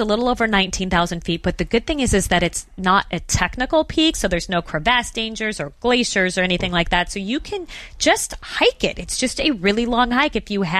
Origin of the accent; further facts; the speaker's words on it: Phoenix, Arizona, United States; Well, as you mentioned, I did grow up in Phoenix, Arizona. So desert, flat, no mountains.